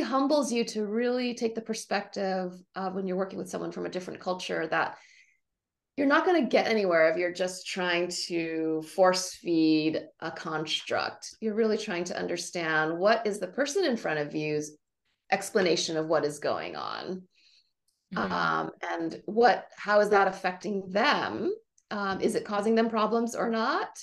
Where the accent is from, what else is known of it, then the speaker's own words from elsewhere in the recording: Honolulu, Hawaii, United States; moved away as an adult; now in Davis, United States; I grew up in Honolulu, Hawaii.